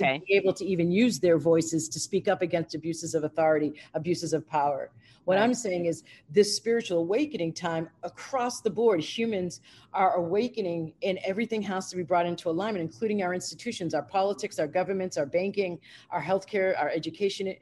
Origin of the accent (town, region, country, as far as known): United States